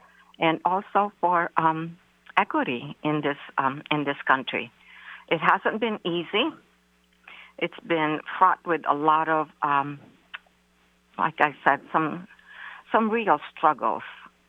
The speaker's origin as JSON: {"language": "English", "town": "San Francisco", "region": "California", "country": "United States", "tie": "born or raised there", "also_born_or_lived": "Philippines / New York", "moved": "as an adult", "lives_now": "Seattle, United States", "said": "I am an immigrant from the Philippines. I grew up in San Francisco and went to Balboa High School with Calvin Jones. I moved to Seattle in 1983 when two of our community members were murdered by the Marcos dictatorship."}